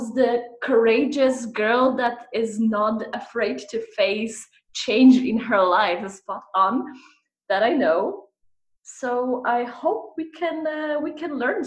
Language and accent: English; Poland; moved away as an adult; also born or lived in Scandinavia; we're both from Poland